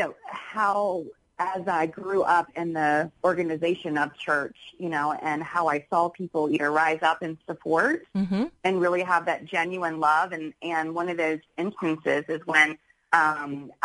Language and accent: English; Charleston, United States; moved away as an adult; also born or lived in New York City; when I moved back from New York City to Charleston